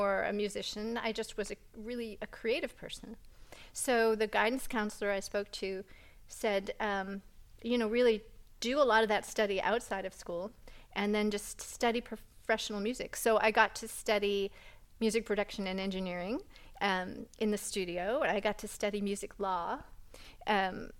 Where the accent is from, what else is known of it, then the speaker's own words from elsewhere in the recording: New England, United States; also born or lived in Hudson Valley; growing up in New England